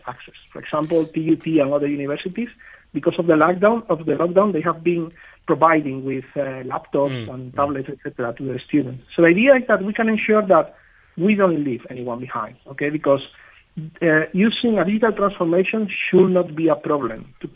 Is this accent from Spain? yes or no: yes; Spain; I'm from Spain